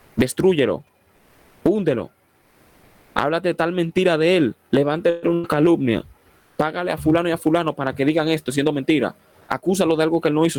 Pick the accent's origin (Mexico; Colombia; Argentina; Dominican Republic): Dominican Republic; Soy dominicano por la gracia y el favor de Dios